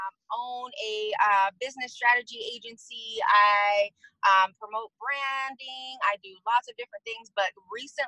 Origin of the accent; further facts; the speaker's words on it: San Diego, California, United States; moved away as an adult; now in Arizona, United States; I am currently in Arizona, but I'm a San Diego native, as you can say, born and raised in San Diego